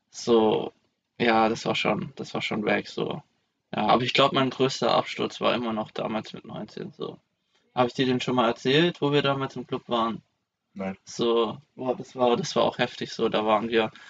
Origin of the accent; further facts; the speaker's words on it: Esslingen, Baden-Württemberg, Germany; die haben den letzten Zug genommen zurück ähm, nach, nach Esslingen zu meiner Heimat.